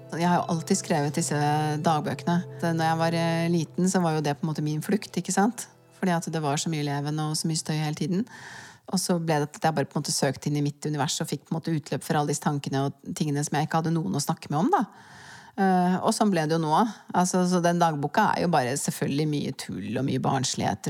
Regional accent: Norway; jeg kan egentlig ikke huske noe øyeblikk av lykke og harmoni fra barndommen i Svaleveien.

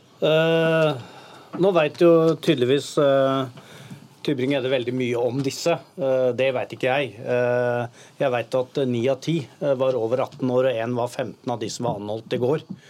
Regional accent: Oslo, Norway; Sjøl er jeg fra Tveita.

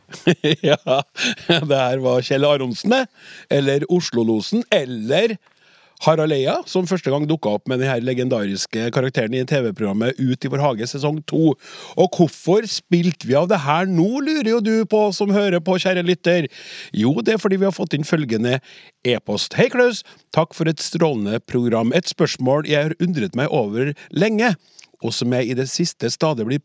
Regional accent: Trøndelag, Norway; Selv er jeg trønder som deg, og uttaler Oslo som Oslo.

